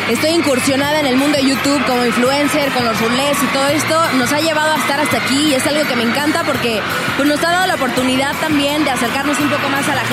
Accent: Monterrey, Nuevo León, Mexico; tengo 21 años, soy de Monterrey, canto en inglés y en español.

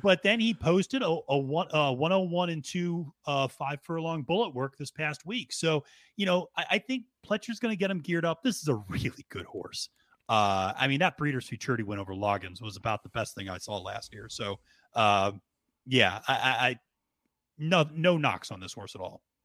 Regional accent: Pennsylvania, United States; that's my home state

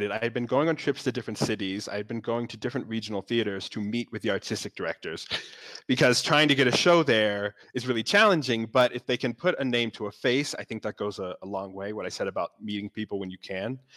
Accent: New York, United States; I'm a producer from New York coming to South Africa.

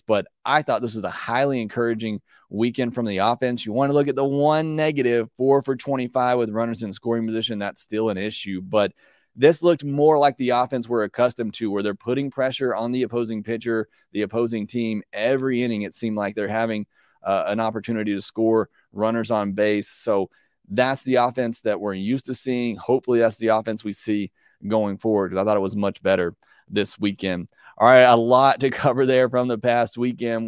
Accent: Birmingham, Alabama, United States; born or raised there

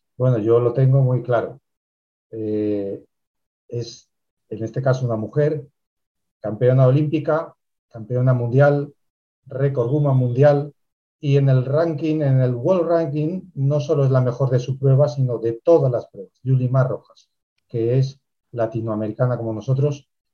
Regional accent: Spain; aquí también, en España

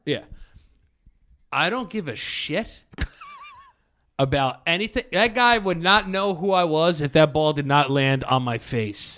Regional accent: New York City, New York, United States; I was born in the Bronx.

